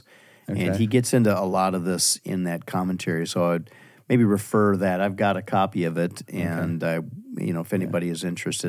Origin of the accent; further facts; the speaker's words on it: Wisconsin, United States; Yeah, well, I'm from the west side of Wisconsin.